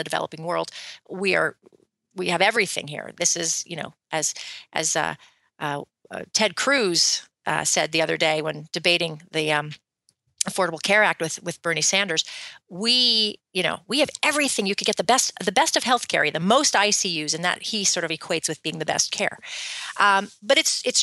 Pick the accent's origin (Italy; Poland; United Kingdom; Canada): Canada; now in United States; I'm from Canada